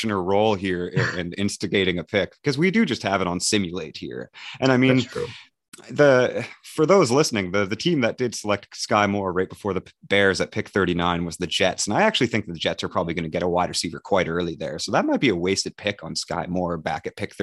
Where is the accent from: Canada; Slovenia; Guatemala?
Canada; New Brunswick; I'm from New Brunswick. We are bilingual, though.